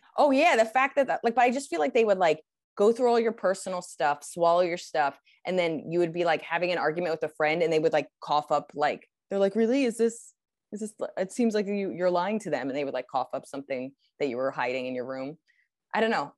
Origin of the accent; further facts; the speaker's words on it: United States; as an American